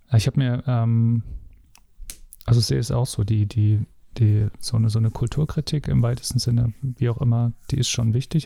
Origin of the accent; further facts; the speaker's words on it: Dresden, Saxony, Germany; da ich im Osten aufgewachsen bin